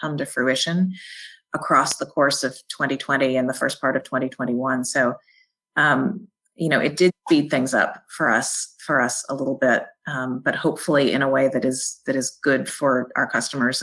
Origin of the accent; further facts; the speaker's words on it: Jackson, Mississippi, United States; also born or lived in Washington, D.C. / New Haven, Connecticut; now in Birmingham, United States; I grew up in Jackson, Mississippi